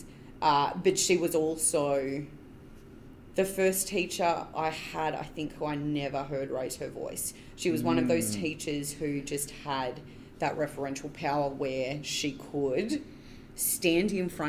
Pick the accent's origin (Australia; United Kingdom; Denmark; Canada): Australia; just outside of Canberra, between Sutton and Bungendore, New South Wales; I grew up just outside of Canberra. Uh-huh. So Canberra born and bred. But I grew up out on Max Reef Road, which is in between Sutton and Bungendore